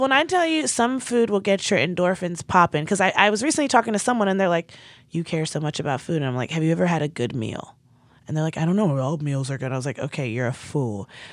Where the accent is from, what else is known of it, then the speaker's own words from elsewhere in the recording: Nigeria; as a Nigerian